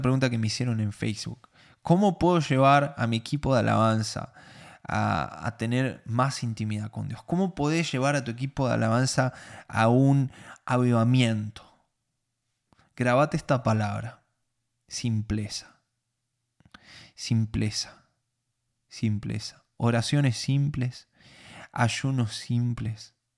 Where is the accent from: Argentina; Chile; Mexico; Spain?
Argentina; no soy judío, soy argentino